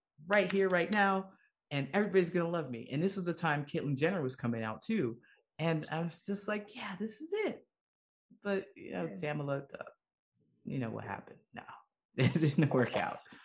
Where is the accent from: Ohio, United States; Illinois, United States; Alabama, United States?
Ohio, United States; moved away as an adult; I grew up in a small town in Ohio